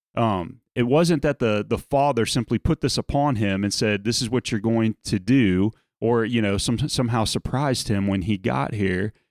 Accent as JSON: {"language": "English", "region": "South Louisiana", "country": "United States", "tie": "born or raised there", "moved": "yes", "said": "growing up in South Louisiana"}